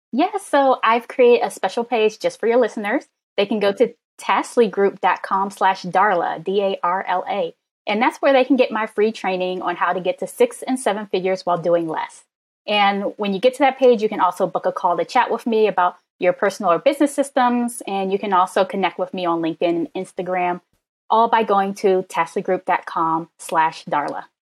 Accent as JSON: {"language": "English", "region": "Maryland", "country": "United States", "said": "I'm a Maryland girl"}